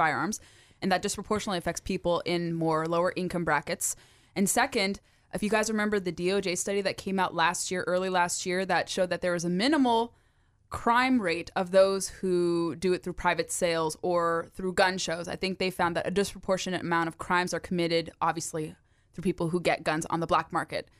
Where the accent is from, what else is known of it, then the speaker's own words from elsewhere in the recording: California, United States; now in Virginia, United States; my home state of California